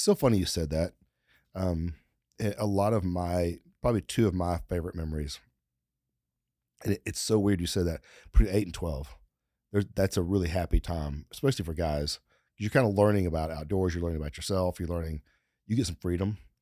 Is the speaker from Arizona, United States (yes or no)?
no; Texas, United States; we're from Texas, and you, you learn when you're young here in Texas